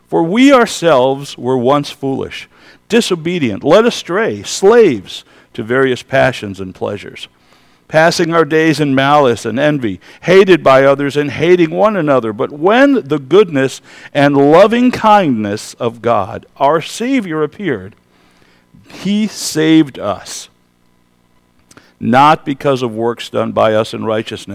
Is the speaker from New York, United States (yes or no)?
yes; Kenwood Heights, New York, United States; I was raised in the Alliance Church in Kenwood Heights, New York. That's a little west of here, actually.